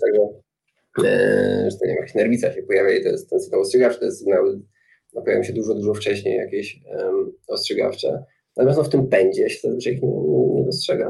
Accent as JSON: {"language": "Polish", "town": "Nowe Chechło", "region": "Silesian Voivodeship", "country": "Poland", "tie": "born or raised there", "also_born_or_lived": "Warsaw", "moved": "as an adult", "said": "też się wychowałem obok Tarnowskich Gór, w takim miejscu jest Nowe Hechło"}